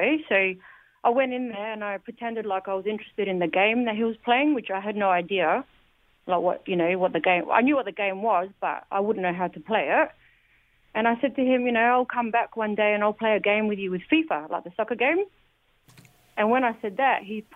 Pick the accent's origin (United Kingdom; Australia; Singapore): Australia; Adelaide, South Australia; now in Melbourne, Australia; because I'm originally from Adelaide here in Australia. I live now in Melbourne.